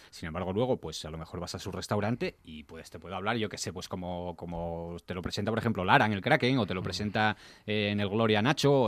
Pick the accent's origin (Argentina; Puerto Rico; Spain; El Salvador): Spain; Gijón, Asturias; yo soy gijonudo